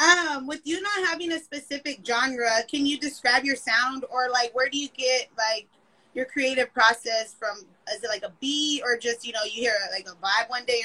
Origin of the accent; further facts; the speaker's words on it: Orange County, California, United States; Yeah, I'm from Cali. I'm from Orange County.